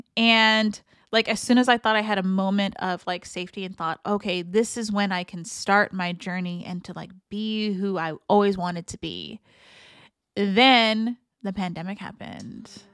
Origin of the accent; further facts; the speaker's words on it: San Francisco, California, United States; growing up in San Francisco